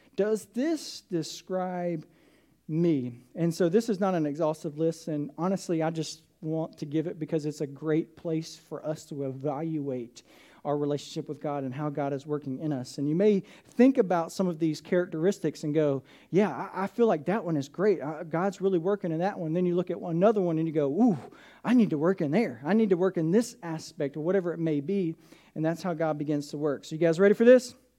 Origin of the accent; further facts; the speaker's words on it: south of Atlanta, Georgia, United States; I grew up in Atlanta, south of Atlanta